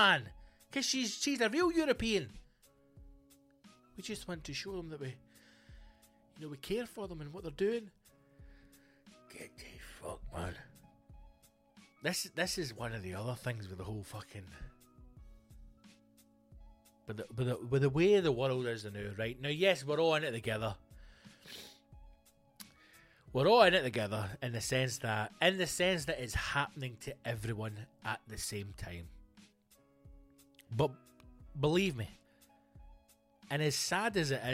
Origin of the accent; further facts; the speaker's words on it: Scotland, United Kingdom; we're fucking Scottish